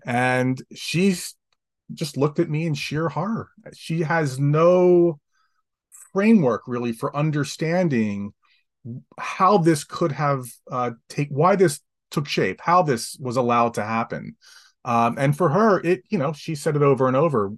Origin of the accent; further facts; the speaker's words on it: Atlantic City, New Jersey, United States; I grew up in Atlantic City, New Jersey, five blocks from the beach